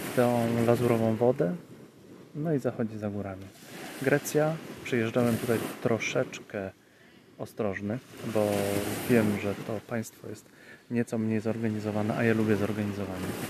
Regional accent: Poland

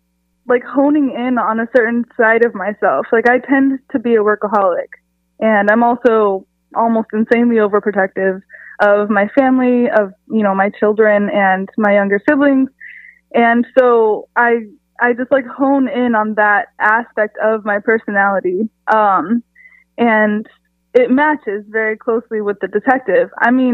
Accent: San Diego, California, United States; I'm from San Diego, California. I have lived pretty much all over the country, but I'm now back in Southern California too.

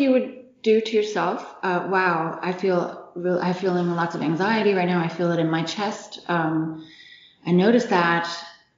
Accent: United States; now in Germany; I'm American

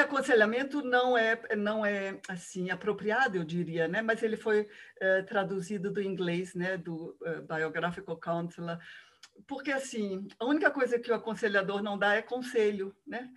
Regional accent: Rio de Janeiro, Brazil; moved away as an adult; now in Curitiba, Brazil; eu sou carioca, moro em Curitiba já há 30 anos.

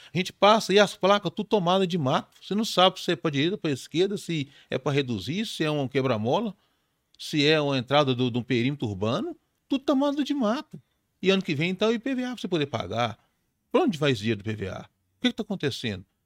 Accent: Belo Horizonte, Minas Gerais, Brazil; sou de Belo Horizonte, mas a minha família tem origem em Tabira.

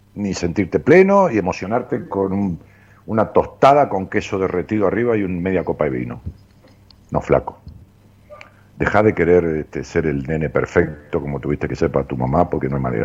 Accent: Ramos Mejía, Buenos Aires Province, Argentina; yo iba hacia mi pueblo, hacia Ramos Mejía, que está en las afueras de, de, la ciudad de Buenos

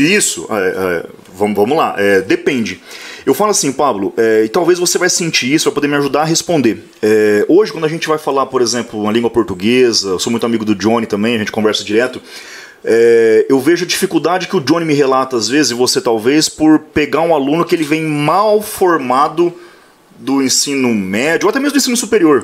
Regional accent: Maringá, Paraná, Brazil; now in Mandaguaçu, Brazil; eu nasci em Maringá. Uhum. É, hoje eu resido em Mandaguaçu, que dá 16, 18 quilômetros

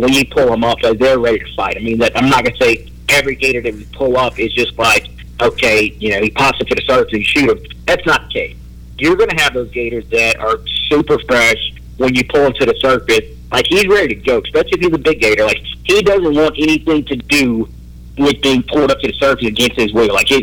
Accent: Louisiana, United States; I come from Louisiana

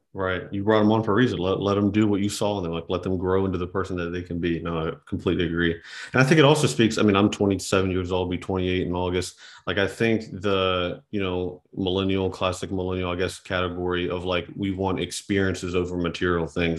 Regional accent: West Virginia, United States; growing up in West Virginia that was shoveling snow, cutting grass

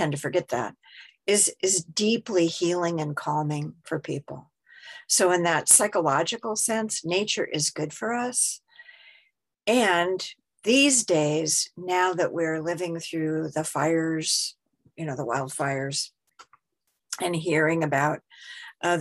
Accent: Seattle, Washington, United States; moved away; I was originally from Seattle.

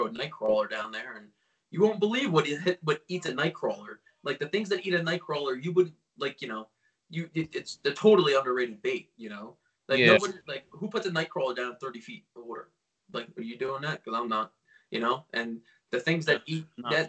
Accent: Lake Hopatcong, New Jersey, United States; I grew up on Lake Pacon

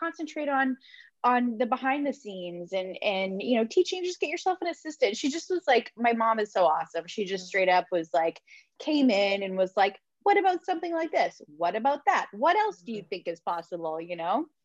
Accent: Vancouver, British Columbia, Canada; I'm originally from Vancouver

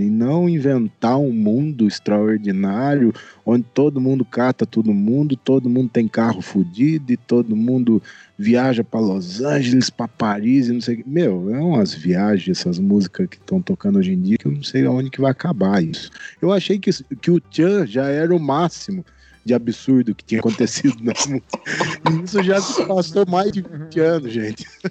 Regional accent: Elias Fausto, São Paulo, Brazil; now in Bragança Paulista, Brazil; Hoje eu moro em Bragança Paulista, mas eu sou de Elias Fausto, bem interiorzão de São Paulo

